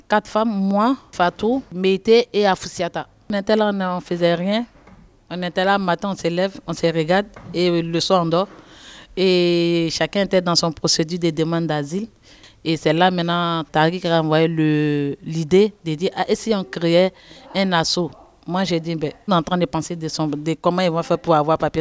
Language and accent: French; Côte d’Ivoire; moved away as an adult; now in France; je viens de la Côte d'Ivoire